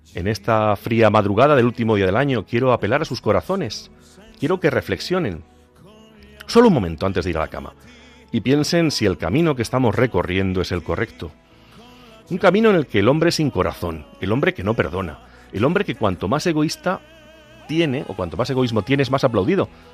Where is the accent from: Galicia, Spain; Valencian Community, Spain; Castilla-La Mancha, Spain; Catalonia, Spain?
Castilla-La Mancha, Spain; Agudo; en mi pueblo en Agudo, el lugar en que fui bautizado hace ya algunos años